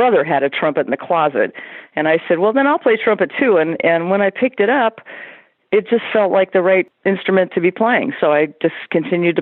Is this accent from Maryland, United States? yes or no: no; Irvine, California, United States; I grew up in Irvine, California